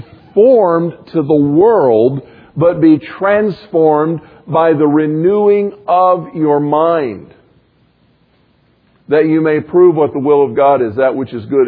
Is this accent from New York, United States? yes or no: no; Florida, United States; moved away; I grew up in Florida where the beach was flat and level